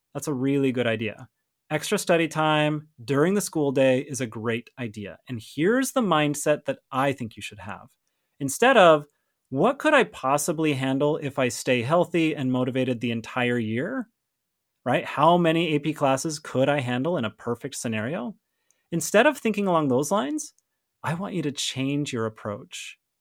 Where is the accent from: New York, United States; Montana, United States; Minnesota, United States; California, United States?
Montana, United States; I grew up in Montana, for those of you who don't know, and Montana has more cows than people